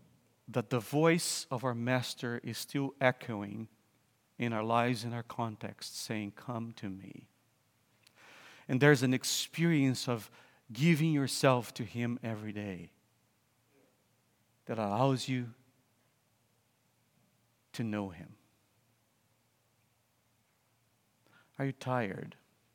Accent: Brazil; moved away as an adult; also born or lived in Vancouver, Canada / Cambridge, England; I'm from Brazil

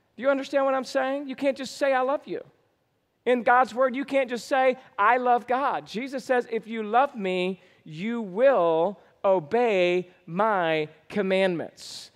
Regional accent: Georgia, United States; moved away; I was born and raised in Georgia

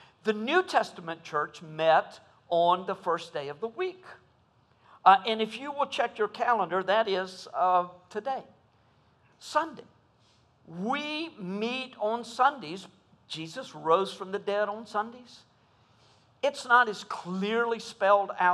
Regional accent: United States; as American evangelicals

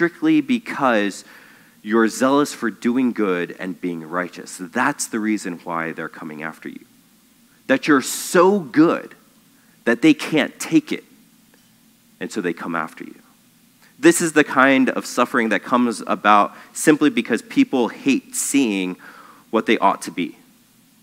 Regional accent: United States; I'm an American Christian

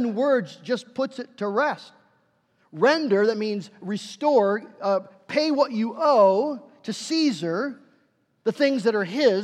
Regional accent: United States; us as American Christians.

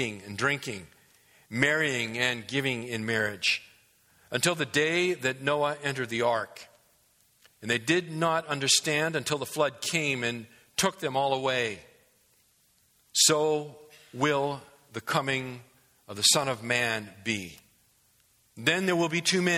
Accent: New England, United States; as a young kid growing up in New England

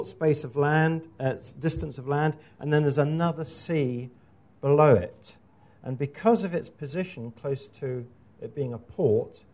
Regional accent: Scotland, United Kingdom; moved away; my home country, which is Scotland

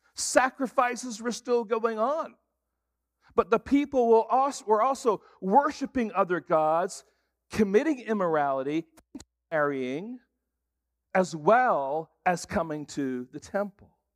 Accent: England, United Kingdom; moved away; I grew up in England, and so it was kinda like for me going home

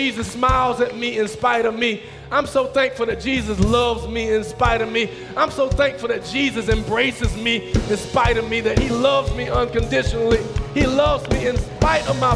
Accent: the South, United States; I'm from the South. We speak to people

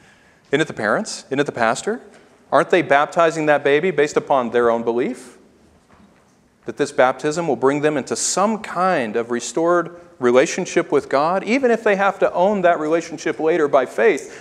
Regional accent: Tennessee, United States; My family was a transplant in Tennessee from Michigan, long before I was born

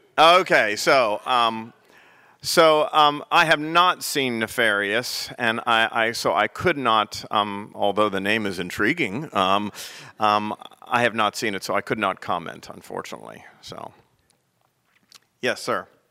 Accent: Pennsylvania, United States; now in South Carolina, United States; Pennsylvania, my home state

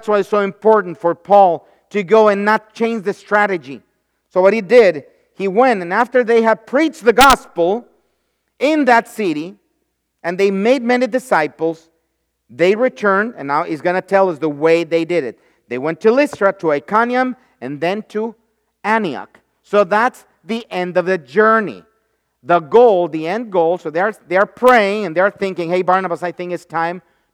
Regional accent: Mexico; moved away as an adult; now in United States; when I was growing up in Mexico

